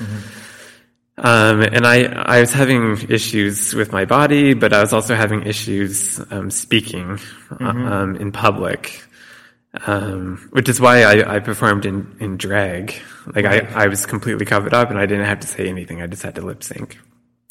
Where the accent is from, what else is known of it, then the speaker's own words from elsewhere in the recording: Ontario, Canada; now in Saskatoon, Canada; I'm originally from Ontario.